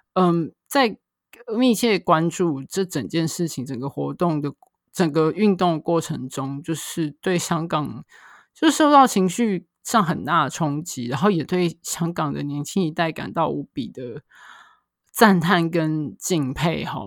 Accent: Taiwan; 身为台湾人

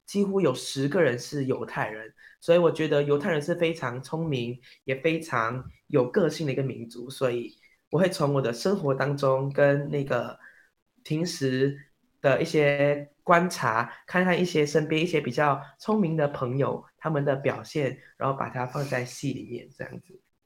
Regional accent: Malaysia; moved away as an adult; now in Taiwan; 我是一个马来西亚人

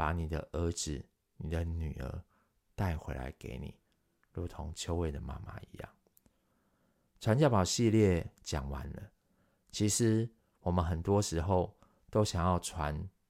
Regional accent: Taiwan; 如今传到我们台湾人、亚洲人、中国人的身上，我们其实也要好好的把它传传递下去。

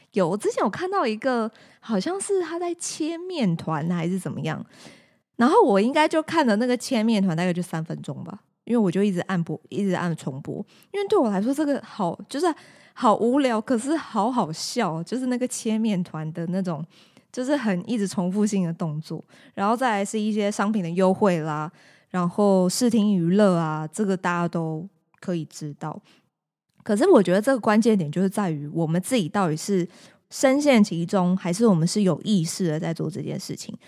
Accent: Taiwan; 土生土长的这个台湾人

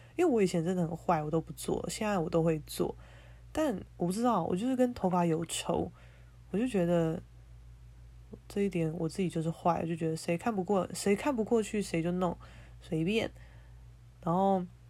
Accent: Keelung, Taiwan; moved away as an adult; now in Taipei, Taiwan; 我现在正在我的老家，基隆家

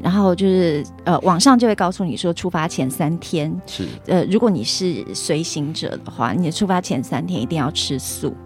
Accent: Chiayi County, Taiwan; 我是嘉义人。 是。然后新港离我家很近

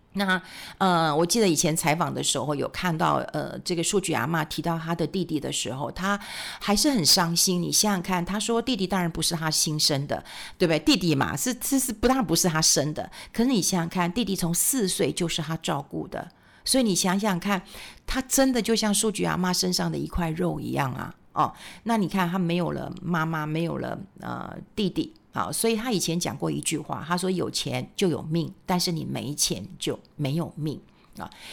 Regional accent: Taiwan; 我们台湾人

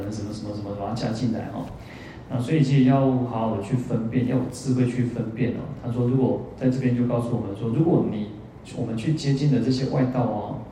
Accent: Kaohsiung, Taiwan; 我小时候在高雄的时候

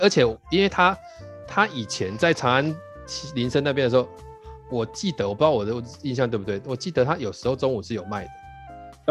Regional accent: Tainan, Taiwan; 我们台南人比较喜欢的

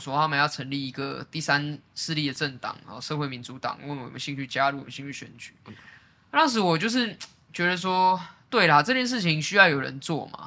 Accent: Taipei, Taiwan; 我自己是在文山区出生长大的

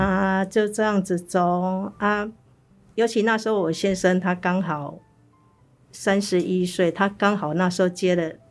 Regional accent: Taiwan; 一般我们台湾人的习俗就是

